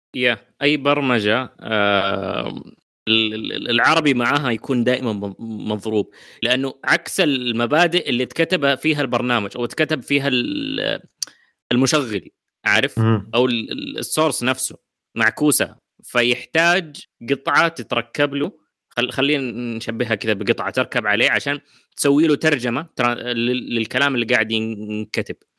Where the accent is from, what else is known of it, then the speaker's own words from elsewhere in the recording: Saudi Arabia; عندنا في السعوديه